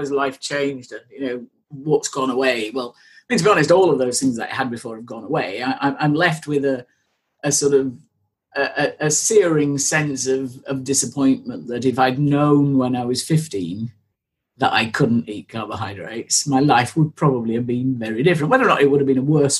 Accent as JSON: {"language": "English", "country": "United Kingdom", "said": "I am a British blonde who has spent 40 years avoiding the sun at all possible times because she will burn"}